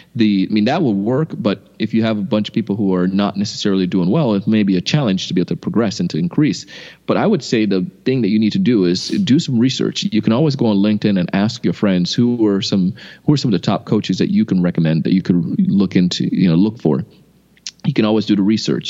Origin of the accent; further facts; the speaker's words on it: West Palm Beach, Florida, United States; also born or lived in Idaho; I grew up here in West Palm, went to BYU Idaho, and then came back to Florida